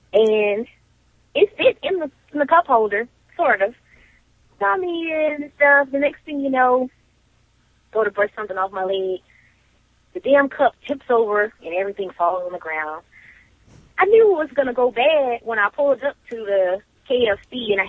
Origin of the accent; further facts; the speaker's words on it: Louisiana, United States; I'm from Louisiana